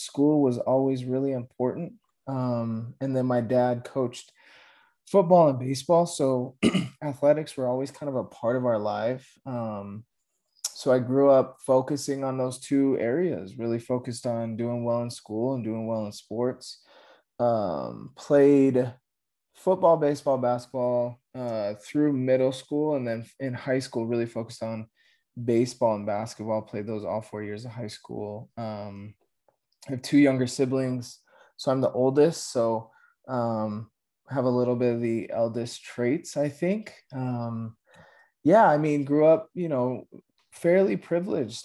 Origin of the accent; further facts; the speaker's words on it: Aurora, Colorado, United States; born and raised in Aurora, Colorado.